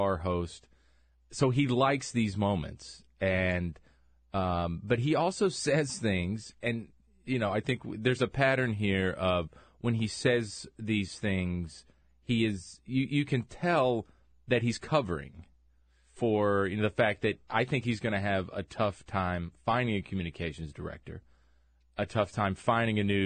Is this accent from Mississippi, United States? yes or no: no; rural North Carolina near Charlotte, United States; having grown up in rural North Carolina near Charlotte